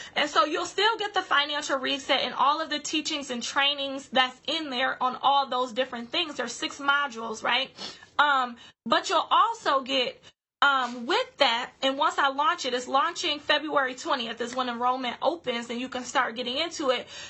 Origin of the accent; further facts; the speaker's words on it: Grand Rapids, Michigan, United States; my hometown of Grand Rapids